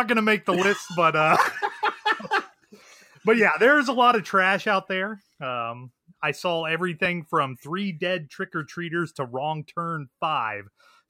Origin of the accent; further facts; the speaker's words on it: Missouri, United States; I'm from Missouri